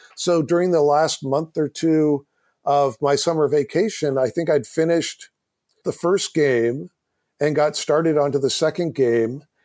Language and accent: English; Silicon Valley, California, United States; I grew up in Silicon Valley.